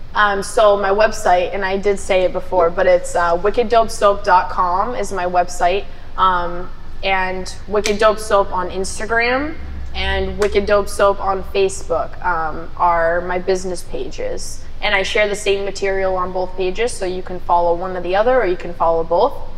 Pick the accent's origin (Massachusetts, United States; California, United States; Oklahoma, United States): Massachusetts, United States; Taunton; I'm from East Taunton